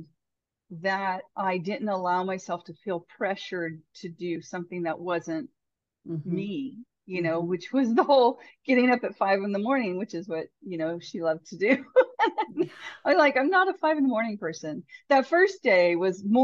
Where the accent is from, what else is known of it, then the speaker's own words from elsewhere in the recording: Northern California, United States; from California originally, and grew up in Northern California